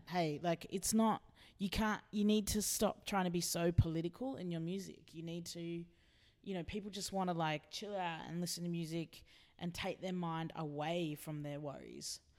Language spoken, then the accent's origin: English; Philippines; I've always known that I'm a Filipino indigenous queer woman